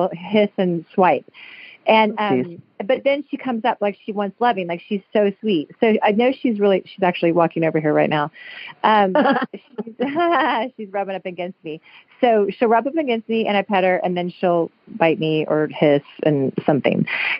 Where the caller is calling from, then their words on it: Santa Monica, California, United States; Hi, Julie. Hello. I'm calling from Santa Monica.